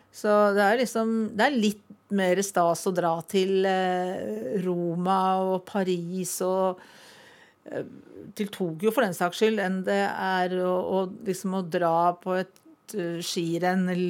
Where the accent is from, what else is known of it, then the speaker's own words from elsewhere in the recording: Valdres, Innlandet, Norway; hjemme i Valdres